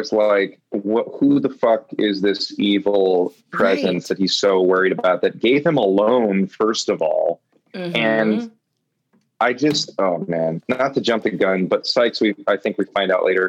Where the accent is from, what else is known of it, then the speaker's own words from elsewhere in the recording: Iowa, United States; moved away; also born or lived in New York City; in the basement of my hometown home in Iowa as a child